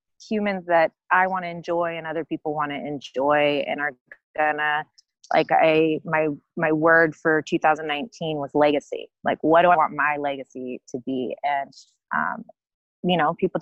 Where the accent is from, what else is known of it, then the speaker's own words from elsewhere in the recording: the Bay Area, California, United States; now in San Diego, United States; I'm not from San Diego, I am from the Bay Area. But I have lived here for, gosh, I think over a decade now